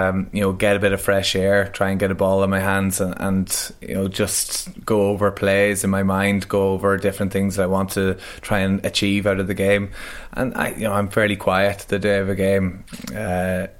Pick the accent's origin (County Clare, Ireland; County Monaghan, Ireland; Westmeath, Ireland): County Monaghan, Ireland; Monaghan; I grew up in Monaghan.